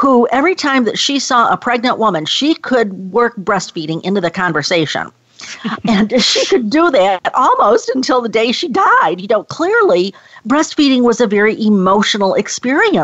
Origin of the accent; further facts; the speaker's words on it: Rochester, New York, United States; moved away; my hometown of Rochester, New York